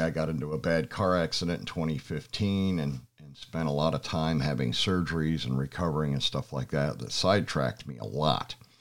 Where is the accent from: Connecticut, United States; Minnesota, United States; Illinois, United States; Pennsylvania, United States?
Pennsylvania, United States; moved away as an adult; now in Georgia, United States; I'm originally from Pennsylvania